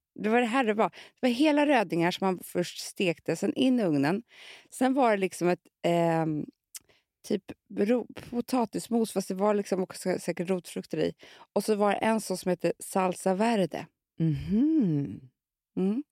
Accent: Gotland, Sweden; Jag kommer ju från Gotland

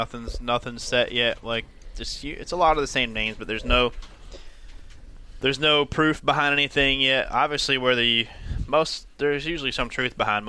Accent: Buffalo, New York, United States; but I'm from Buffalo

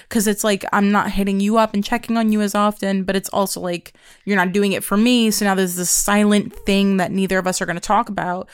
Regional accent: Pennsylvania, United States; also born or lived in New York; I moved to Pennsylvania from New York

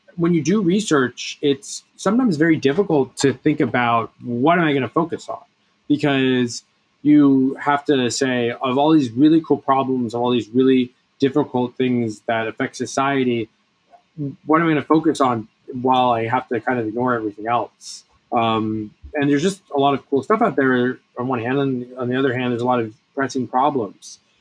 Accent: Bethesda, Maryland, United States; I grew up in Bethesda

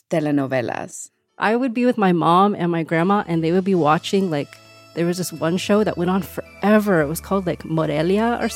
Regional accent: California, United States; Growing up in California, Spanish was ubiquitous.

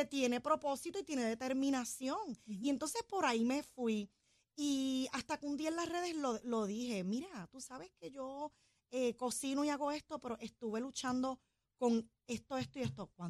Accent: Corozal, Puerto Rico; moved away as an adult; now in Orlando, United States; soy de Corozal, Puerto Rico, llevo 20 años en Orlando, Florida.

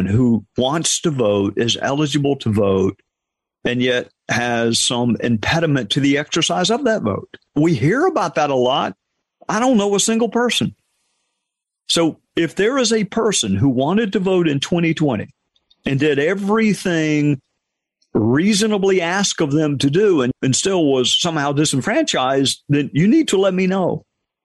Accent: Spartanburg, South Carolina, United States; my hometown

